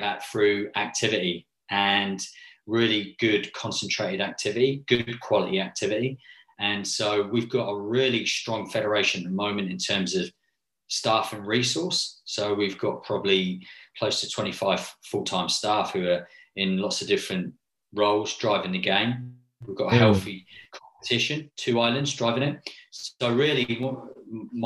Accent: England, United Kingdom; moved away as an adult; now in Samoa; I'm a professional from England working abroad

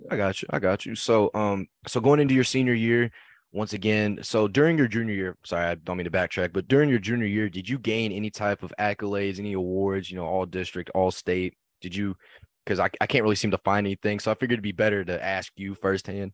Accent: Keller, Texas, United States; me and Alon are both from Keller, Texas

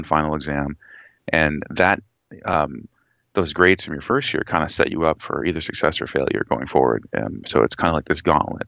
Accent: Seattle, Washington, United States; also born or lived in Bellingham, Washington; now in Tacoma, United States; I grew up in the Seattle area

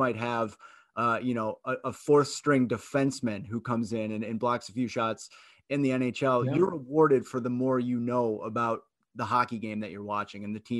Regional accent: Michigan, United States; I grew up in Michigan from a hockey family

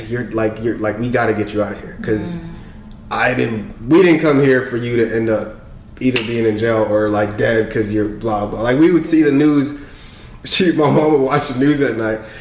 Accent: Clarkston, Georgia, United States; first language French; English is a second language; also born or lived in Congo; I grew up in Clarkston

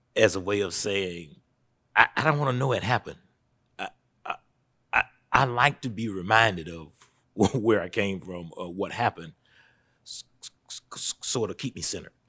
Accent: Statesboro, Georgia, United States; I was born right here in Statesboro. I've been here for, mm, forty-nine years

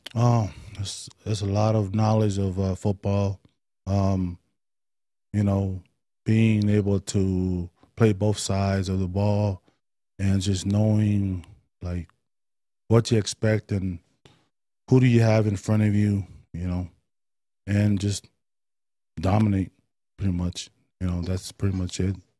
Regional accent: Oakland, California, United States; moved away; also born or lived in Stockton / Las Vegas; Uh, East Oakland. Grew up in East Oakland

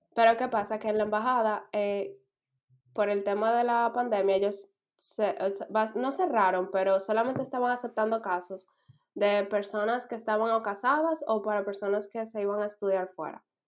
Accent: Dominican Republic; moved away as an adult; now in Berlin, Germany; yo vengo de República Dominicana

